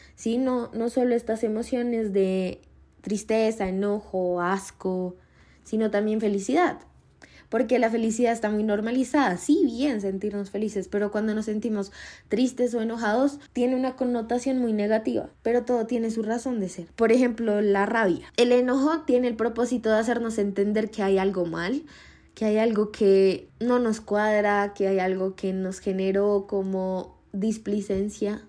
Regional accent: Colombia; Yo soy de Colombia

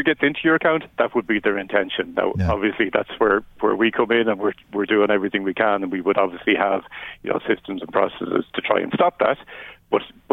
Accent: Wicklow, Leinster, Ireland; I'm from Wicklow

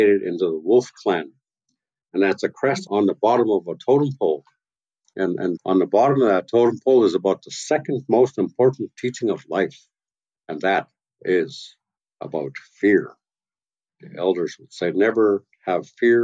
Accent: Tla-o-qui-aht, west coast of Vancouver Island, British Columbia, Canada; I'm from tlau quer, from the house of Iwas

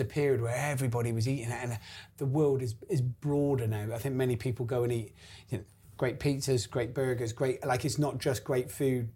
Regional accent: Gloucester, South West England, United Kingdom; moved away as an adult; also born or lived in London; we're from Gloucester

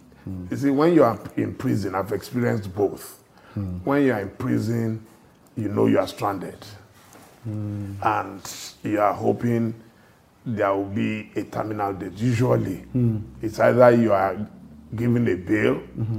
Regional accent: Ile-Ife, Osun, Nigeria; moved away as an adult; also born or lived in Lagos, Nigeria; I never planned to live outside Nigeria. I was born and raised in Ile-Ife. And I came to Lagos in search of what you can call greener pastures.

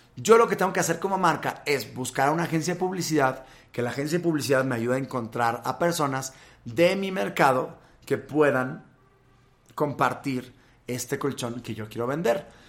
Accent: Monterrey, Nuevo León, Mexico; moved away as an adult; now in Mexico City, Mexico; Yo soy de Monterrey. Yo nací ahí, estuve pues casi 20 años de mi vida por allá

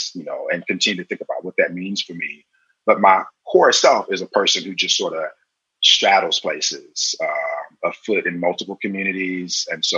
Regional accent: South Carolina, United States; also born or lived in various places; even in the places that I'm from, even now when I go back to South Carolina, nobody looks at me like I'm from South Carolina.

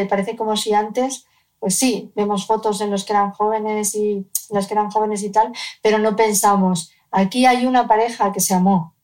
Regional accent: Cádiz, Andalusia, Spain; vivíamos en Cádiz, yo nací en Cádiz

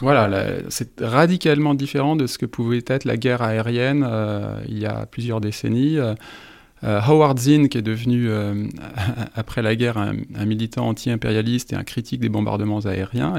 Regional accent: France; en tant que Français

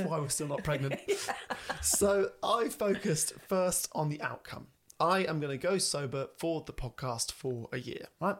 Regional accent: England, United Kingdom; We are English.

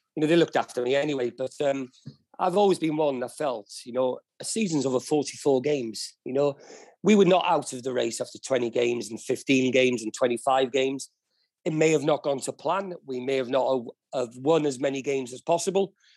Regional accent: Wales, United Kingdom; being a Welshman

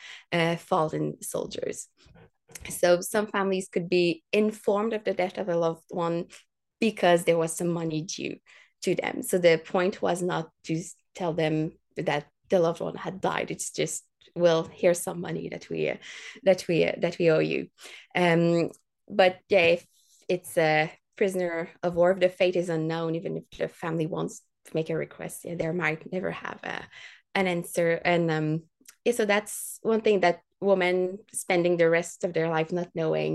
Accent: Quebec City, Quebec, Canada; I'd worked for years as a tour guide at Parks Canada in my hometown, and we would tour like the fortifications of Quebec City

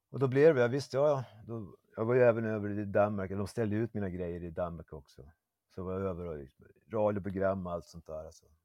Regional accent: Umeå, Västerbotten County, Sweden; now in Malmö, Sweden; Ja, Umeå.

